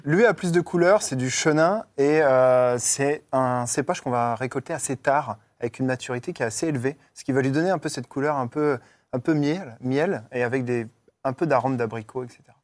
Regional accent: northern France, France; moved away; je viens du nord de la France

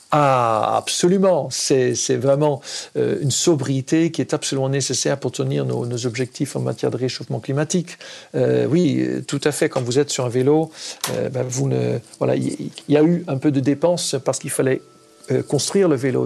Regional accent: Netherlands; French is a second language; moved away as an adult; now in France; moi, en tant qu'Hollandais, j'ai grandi aux Pays-Bas, euh, j'ai vécu jusqu'à 23 ans

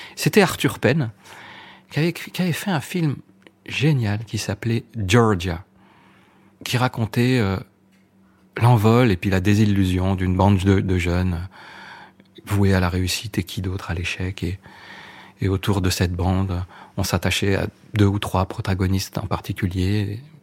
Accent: Grenoble, Auvergne-Rhône-Alpes, France; also born or lived in Échirolles; j'ai grandi à Grenoble même et après on, en 74, on a habité dans un, une commune qui s'appelle Échirol, qui est assez connue. Et, et après, voilà, j'ai fait toute mon adolescence là-bas.

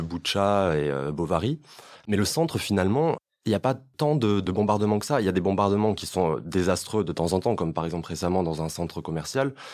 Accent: France; moi, en tant que Français

